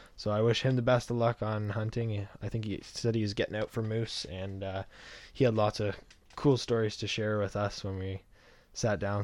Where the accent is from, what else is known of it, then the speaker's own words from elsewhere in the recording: Canada; I'm Canadian